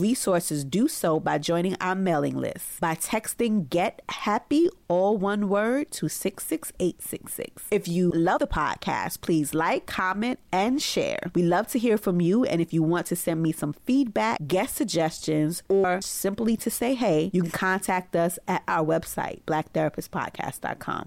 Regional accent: New York City, New York, United States; born or raised there

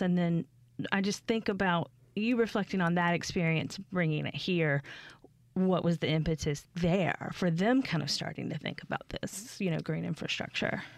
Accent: the South, United States; I'm not from Mississippi, but I'm from the South, um, in general

